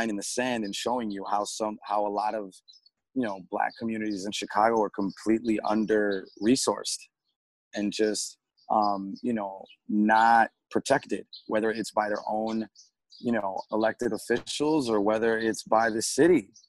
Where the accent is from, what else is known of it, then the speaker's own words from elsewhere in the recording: Colombia; born there; You know, I'm from, I was born in Colombia. I'm half Chilean.